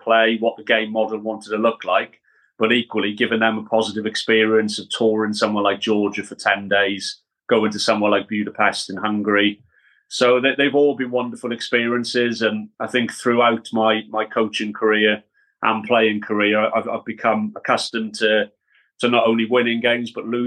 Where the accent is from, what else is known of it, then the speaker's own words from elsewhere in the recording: Wales, United Kingdom; moved away as an adult; now in Cambridge, United Kingdom; I grew up in Wales